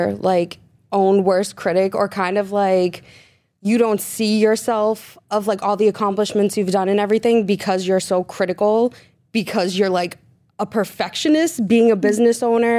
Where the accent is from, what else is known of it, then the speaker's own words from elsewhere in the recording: Peabody, Massachusetts, United States; Peabody. The hometown.